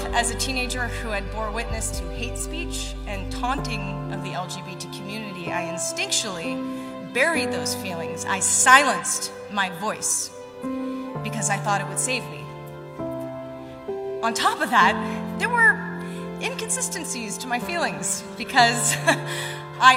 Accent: Raleigh, North Carolina, United States; I grew up a tomboy in Raleigh, North Carolina

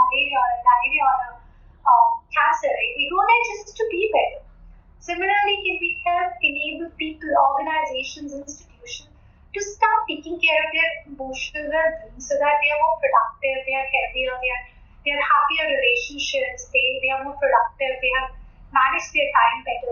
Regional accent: Bhopal, Madhya Pradesh, India; moved away as an adult; also born or lived in Guwahati; I grew up in Bhopal.

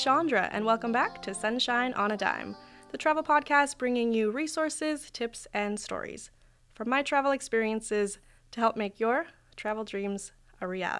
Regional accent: Oregon, United States; I feel the same way about where I'm from in Oregon.

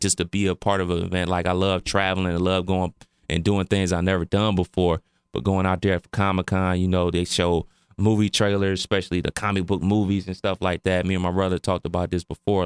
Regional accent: Cleveland Heights, Ohio, United States; me growing up in Cleveland

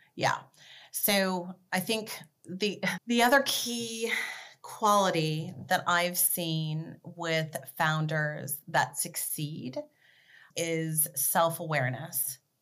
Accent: Beverly Hills, California, United States; also born or lived in Washington State; I was actually born in Washington State, but I grew up in Beverly Hills, and my zip code was 90210

